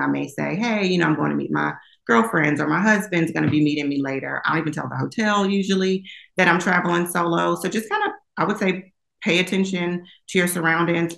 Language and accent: English; Long Island, New York, United States; born and raised in Long Island, New York